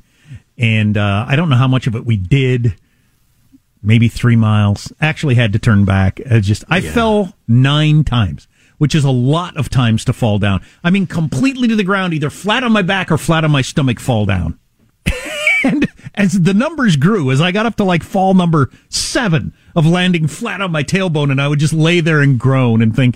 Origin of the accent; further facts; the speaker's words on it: Midwest, United States; I'm from the Midwest